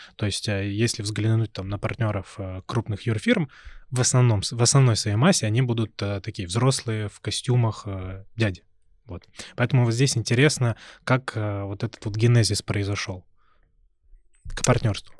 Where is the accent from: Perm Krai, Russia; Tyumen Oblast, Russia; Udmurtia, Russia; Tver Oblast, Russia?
Perm Krai, Russia; Perm; moved away; в своем родном городе, я вот из Перми